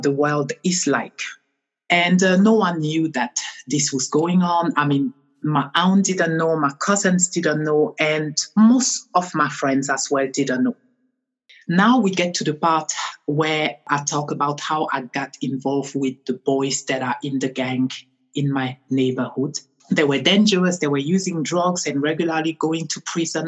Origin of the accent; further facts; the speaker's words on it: France; also born or lived in Cameroon; now in United Kingdom; I am originally from Cameroon, Africa. I grew up in France, and I'm also a French national